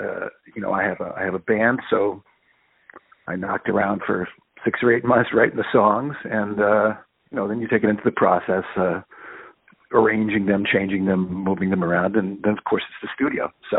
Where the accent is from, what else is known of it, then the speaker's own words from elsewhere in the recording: Allentown, Pennsylvania, United States; now in New York City, United States; I grew up in Allentown